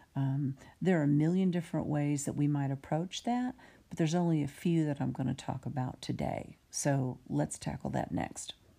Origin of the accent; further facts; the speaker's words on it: United States; I'm an American with a decidedly American viewpoint